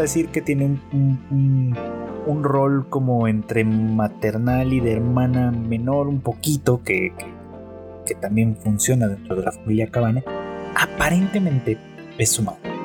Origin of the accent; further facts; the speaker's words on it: Mexico; se decía mucho en, en mi país, en México